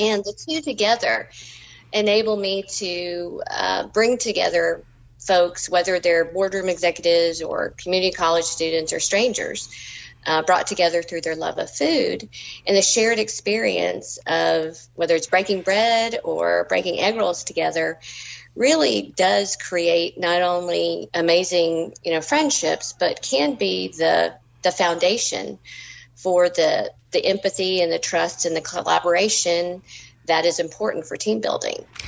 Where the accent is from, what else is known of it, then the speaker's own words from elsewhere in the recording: Georgia, United States; also born or lived in New England; I grew up in Georgia as a native, and my parents are actually first